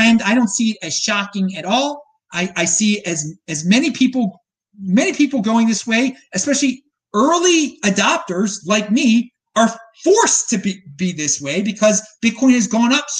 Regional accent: Baltimore, Maryland, United States; now in Nashville, United States; I'm from Baltimore

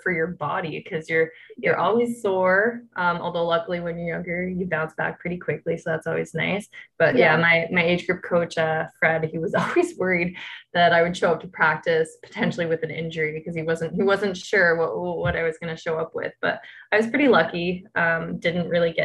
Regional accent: Toronto, Ontario, Canada; I grew up in Toronto

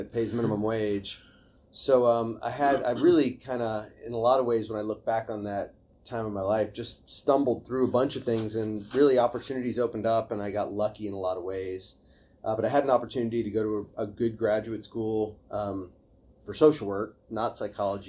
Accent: Houston, Texas, United States; I grew up in Houston and kind of public school education

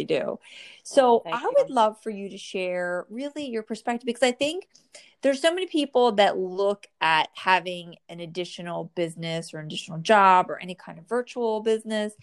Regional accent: New Jersey, United States; born or raised there

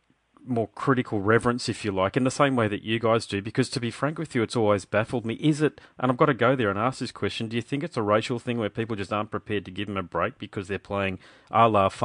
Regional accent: Brisbane, Queensland, Australia; here in Brisbane, where I'm from

